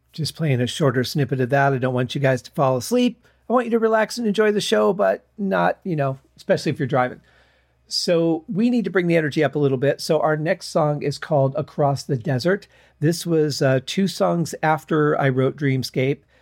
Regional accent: Michigan, United States; growing up in Michigan

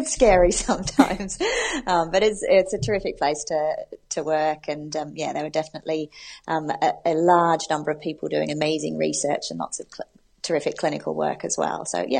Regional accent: Australia; also born or lived in United States; now in United Kingdom; I'm originally from Australia, which is where I did my veterinary training, but I have a mix of accents, having spent 6 years in America doing my specialty training and then being in the UK for the last 10 years.

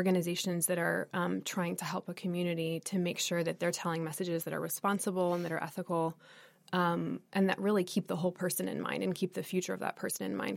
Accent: United States; also born or lived in Thailand / Texas; Americans or people who grew up here

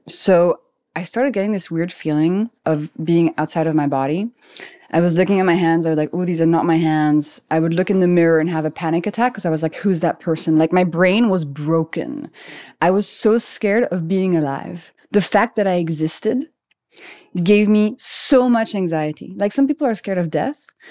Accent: Paris, Île-de-France, France; moved away as an adult; also born or lived in London; I grew up in Paris. I'm French.

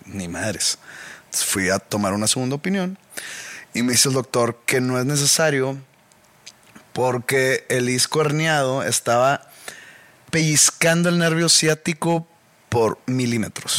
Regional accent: Monterrey, Nuevo León, Mexico; de mi origen regiomontano

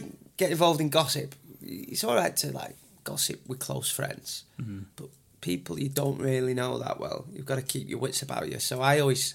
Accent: Burnley, North West England, United Kingdom; where are you from? I say Burnley.

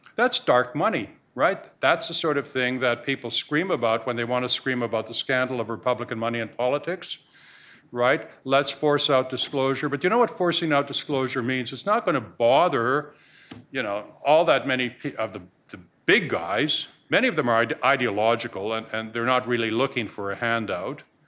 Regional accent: Canada; now in United States; I'm a Canadian

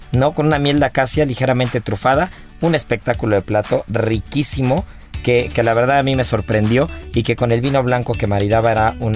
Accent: Cholula, Puebla, Mexico; soy de Cholula.

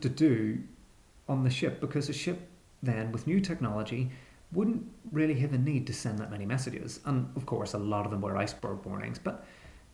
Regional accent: Belfast, Northern Ireland, United Kingdom; I'm actually from Belfast

